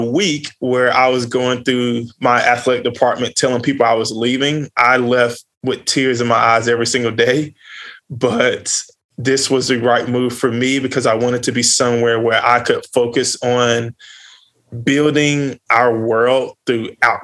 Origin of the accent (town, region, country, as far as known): Greensboro, North Carolina, United States; born or raised there